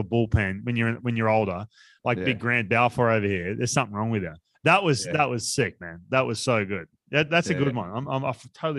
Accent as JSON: {"language": "English", "country": "Australia", "moved": "yes", "lives_now": "United States", "said": "I'm Australian"}